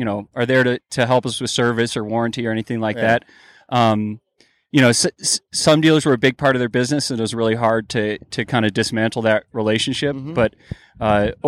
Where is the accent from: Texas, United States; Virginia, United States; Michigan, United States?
Michigan, United States; Detroit; moved away as an adult; also born or lived in Boulder, Colorado; now in Denver, United States; Grew up in Detroit area, Michigan.